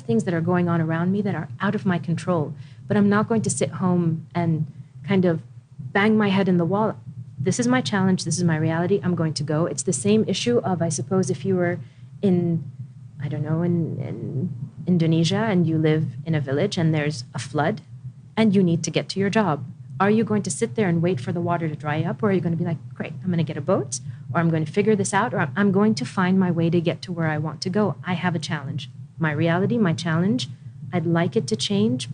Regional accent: Washington, District of Columbia, United States; also born or lived in Riyadh, Saudi Arabia / Khobar, Saudi Arabia; now in Saudi Arabia; I grew up in Washington, D.C.

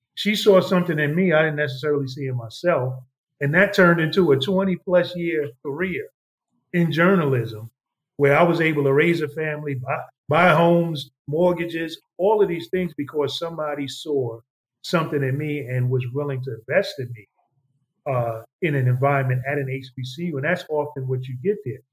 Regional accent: New York, United States; growing up in New York

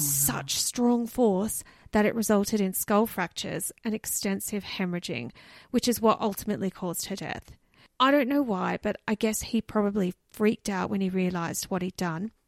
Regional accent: Canberra, Australian Capital Territory, Australia; my hometown, Canberra.

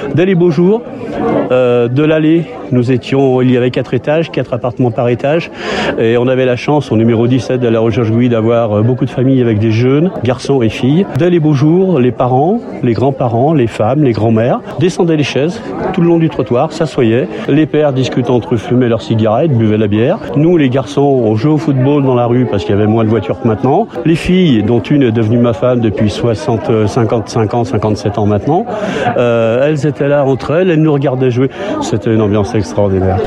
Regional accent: Lyon, Auvergne-Rhône-Alpes, France; Je suis arrivé dans ce quartier de Gerland, j'avais 10 ans.

